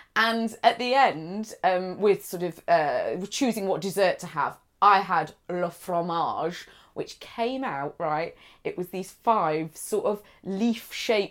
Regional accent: near Manchester, North West England, United Kingdom; I grew up near Manchester

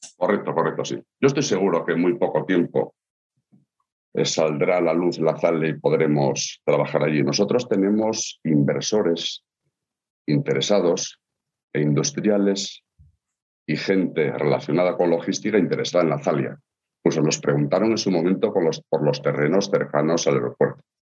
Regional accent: Asturias, Spain; como asturianos que somos

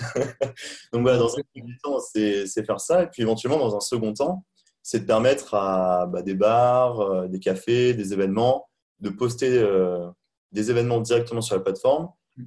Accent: Charente-Maritime, Nouvelle-Aquitaine, France; moved away as an adult; also born or lived in China / Montreal / Hamburg; à la base je suis pas parisien, je suis originaire de Charente-Maritime

